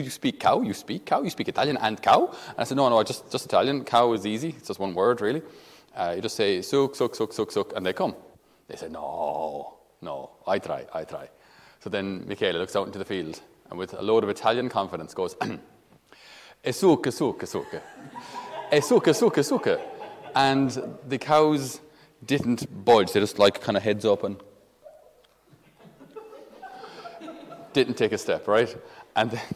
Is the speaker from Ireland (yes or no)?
yes; the Midlands, Tipperary, Munster, Ireland; I'm from Midlands, in Tipperary.